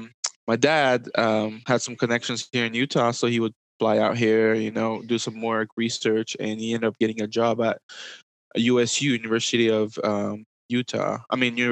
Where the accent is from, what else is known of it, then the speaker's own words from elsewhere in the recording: DR Congo; also born or lived in Ivory Coast; So I am Congolese from the DR Congo, but I was born in Ivory Coast.